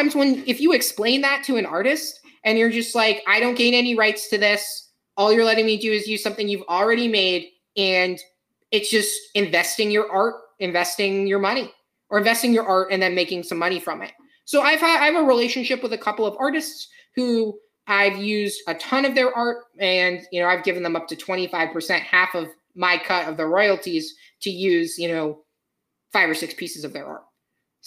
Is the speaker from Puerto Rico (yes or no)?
no; Ireland; I'm Irish myself. So, you know, I got told a lot of Irish folktales as a kid